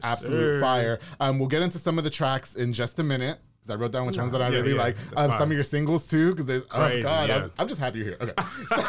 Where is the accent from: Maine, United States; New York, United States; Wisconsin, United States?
New York, United States; I'm from New York.